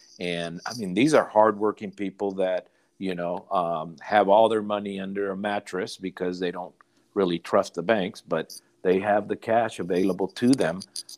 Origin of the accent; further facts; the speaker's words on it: Mexico; now in United States; this was the case with my family, as I mentioned earlier, that we came from Mexico and we didn't have any papers or anything